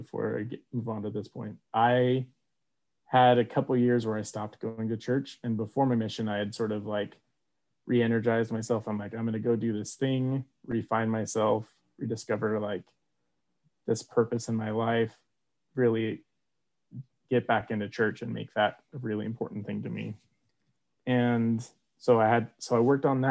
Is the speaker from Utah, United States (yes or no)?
yes; Orem, Utah, United States; also born or lived in Provo, Utah; Orem native, born and raised